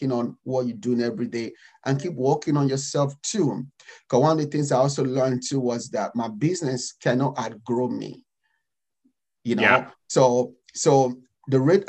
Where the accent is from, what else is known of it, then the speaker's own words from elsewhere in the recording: Nigeria; moved away as an adult; now in United States; I'm African, I'm Nigerian